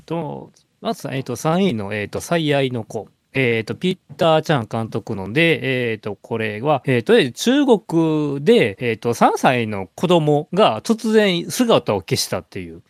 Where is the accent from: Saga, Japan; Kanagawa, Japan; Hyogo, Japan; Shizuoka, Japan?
Hyogo, Japan; Awaji Island; 僕と山口君同じく淡路島出身